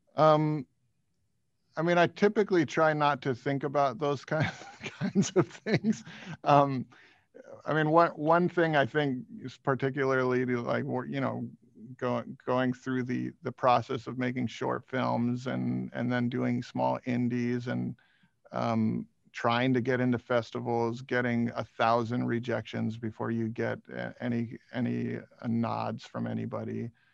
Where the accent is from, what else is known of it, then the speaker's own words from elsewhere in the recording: Hawaii, United States; I grew up in Hawaii